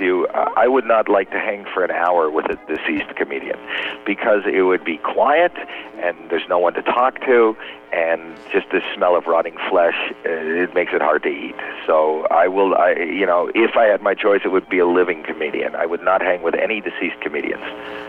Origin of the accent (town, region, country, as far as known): Canada; now in United States